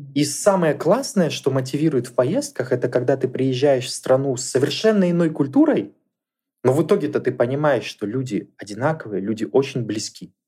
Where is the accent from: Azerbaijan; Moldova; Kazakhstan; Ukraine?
Kazakhstan; Kamenogorsk, East Kazakhstan Region; особо мы никуда дальше из Каменогорска не ездили, а родом